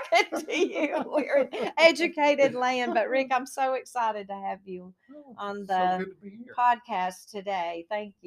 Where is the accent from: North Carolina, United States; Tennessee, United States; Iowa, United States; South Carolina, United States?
South Carolina, United States; Union; I was born in Union, South Carolina